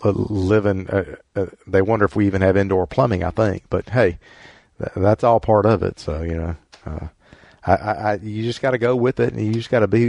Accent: the South, United States; we're from the South

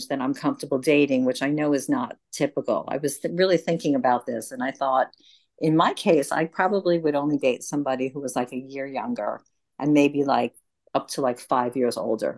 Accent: Long Island, New York, United States; moved away as an adult; also born or lived in rural Connecticut; now in Connecticut, United States; I grew up in Long Island, which is like a big subdivision outside of New York City

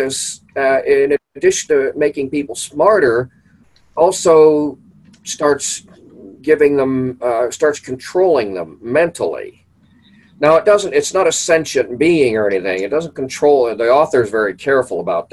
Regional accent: Pittsburgh, Pennsylvania, United States; now in near Cleveland, United States; I grew up in Pittsburgh

